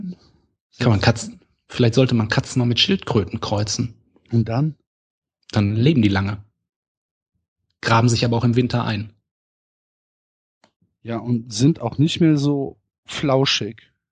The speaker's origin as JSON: {"language": "German", "town": "Essen", "region": "North Rhine-Westphalia", "country": "Germany", "said": "Nee, Ich komme aus Essen."}